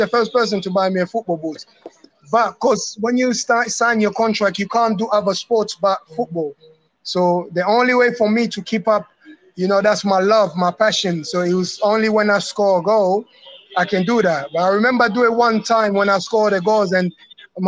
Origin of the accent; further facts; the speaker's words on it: London, United Kingdom; also born or lived in Democratic Republic of the Congo; I grew up in London, East London